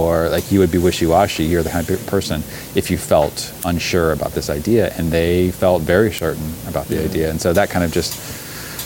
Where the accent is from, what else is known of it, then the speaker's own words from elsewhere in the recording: Alabama, United States; also born or lived in Montgomery, Alabama / Huntsville, Alabama; my growing up in Alabama